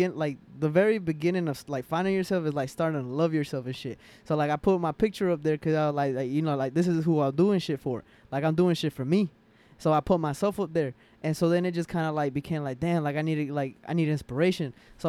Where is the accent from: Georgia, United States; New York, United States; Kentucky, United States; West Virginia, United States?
Georgia, United States; Forest Park; also born or lived in Atlanta; I'm from here, bro. Like I was born and raised here. Like I was born in Grady, so I'm a Grady baby.